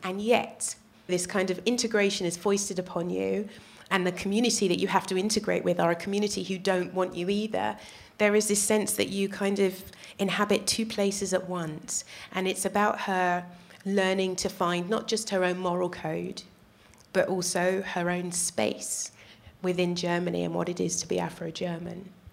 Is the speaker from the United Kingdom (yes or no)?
yes; United Kingdom; also born or lived in Netherlands; I'm a black woman and I'm British